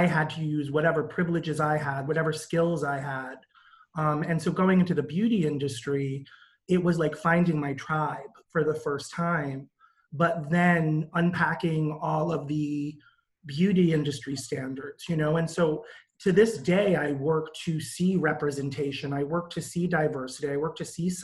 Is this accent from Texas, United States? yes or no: no; Providence, Rhode Island, United States; I grew up in Providence, Rhode Island